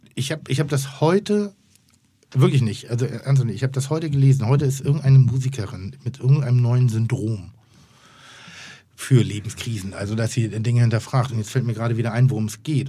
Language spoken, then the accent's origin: German; Pinneberg, Schleswig-Holstein, Germany; Ich komme aus Schleswig-Holstein. Ich bin ein Bau, äh, Baumschulenjunge in Anführungszeichen